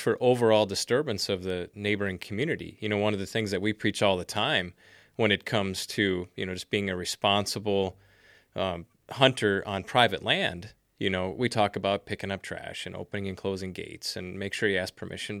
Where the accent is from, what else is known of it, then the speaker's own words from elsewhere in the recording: Wisconsin, United States; moved away; I'm originally from Wisconsin, as you know, and my mom lives in the Eau Claire area